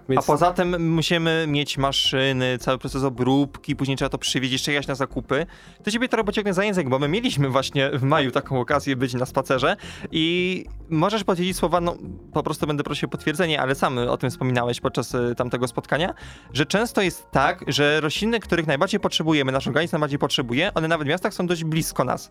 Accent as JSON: {"language": "Polish", "area": "a village near Częstochowa", "region": "Silesian Voivodeship", "country": "Poland", "tie": "born or raised there", "said": "pochodzę z podczęstochowskiej wsi"}